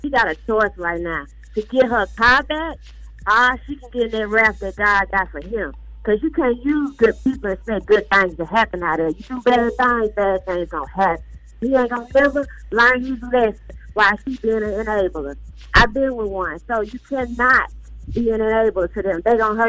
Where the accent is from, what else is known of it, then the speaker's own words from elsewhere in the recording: Memphis, Tennessee, United States; now in Atlanta, United States; I'm calling from Atlanta, but I'm from Memphis.